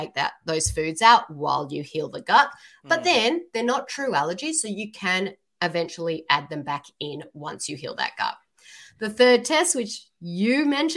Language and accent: English; Sydney, New South Wales, Australia; now in Seattle, United States; I'm from Australia. Yeah. Awesome. From Sydney